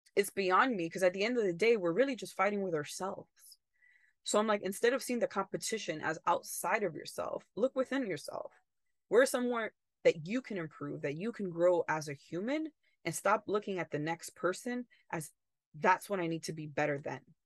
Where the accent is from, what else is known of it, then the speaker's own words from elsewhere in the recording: United States; also born or lived in Italy; as in American